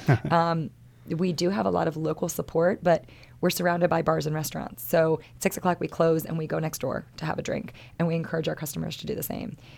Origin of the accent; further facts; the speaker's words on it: Maryland, United States; moved away as an adult; I'm born and raised in Maryland. This is, this is my home state